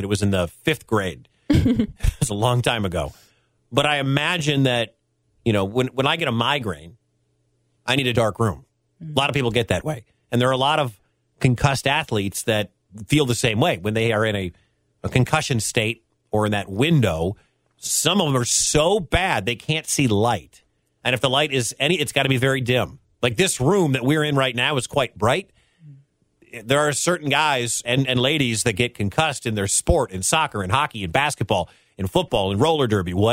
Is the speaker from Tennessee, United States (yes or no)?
no; Michigan, United States; now in Des Moines, United States; I'm originally from Michigan, grew up a Wolverine fan.